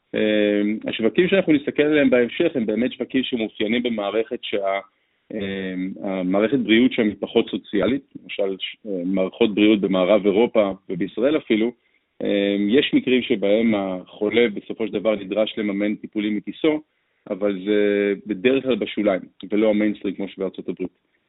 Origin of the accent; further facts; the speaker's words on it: Israel; בתור יזמים ישראלים